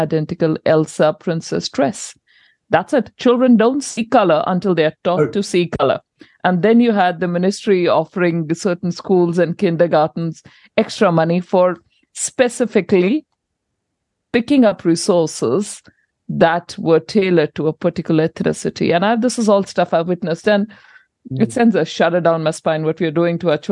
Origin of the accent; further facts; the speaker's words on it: India; now in New Zealand; I'm an import from India